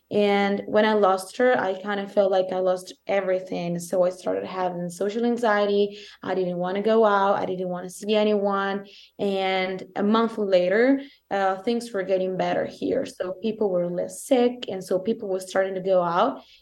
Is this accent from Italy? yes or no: yes; Italy; accent: Italian; English is a second language; italian accent is thicker than it was